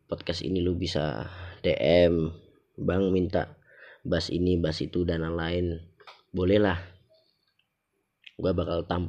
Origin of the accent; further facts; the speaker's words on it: Java, Indonesia; accent: Javanese (medok); jadi mungkin karena gue orang Jawa ya gue kalau misalnya ngomong kayak gini nih bahasa Indonesia gini nih ini kan masih medok ya